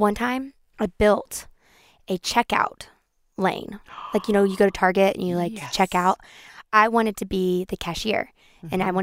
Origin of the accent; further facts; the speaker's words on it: North Georgia, United States; I grew up in North Georgia, so in a very, very small town